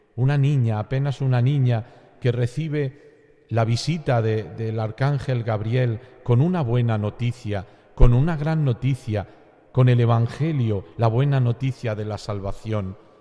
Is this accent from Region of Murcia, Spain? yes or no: no; Andalusia, Spain; como buen andaluz